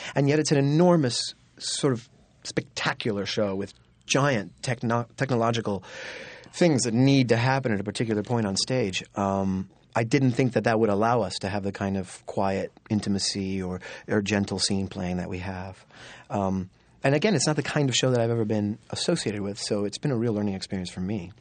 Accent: Florida, United States; I grew up in Florida, and we used to go to Disney World every year once it opened

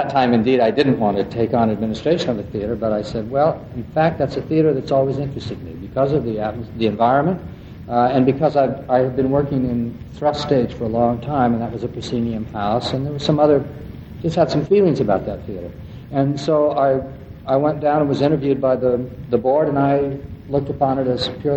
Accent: West Coast, United States; also born or lived in New York; now in Princeton, United States; I'm from the West Coast, and I began, as lots of other people did, with the Oregon Shakespeare Festival

